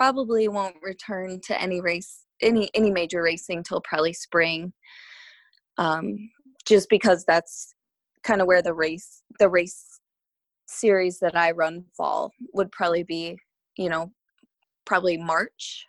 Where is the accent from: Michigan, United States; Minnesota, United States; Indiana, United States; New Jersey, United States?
Michigan, United States; moved away as an adult; now in Florida, United States; I'm actually from Michigan